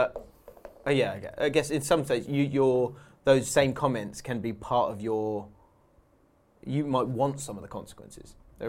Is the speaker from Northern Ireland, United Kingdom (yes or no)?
no; Surrey, South East England, United Kingdom; I'm from Surrey